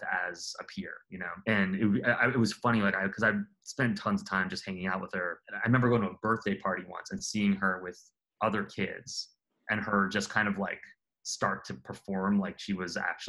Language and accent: English; New York City, New York, United States; now in New Orleans, United States; I grew up in Queens as a small child